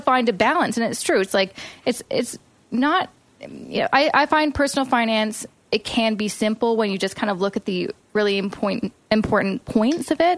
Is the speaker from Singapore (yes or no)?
no; Vancouver, British Columbia, Canada; now in Toronto, Canada; We're from Vancouver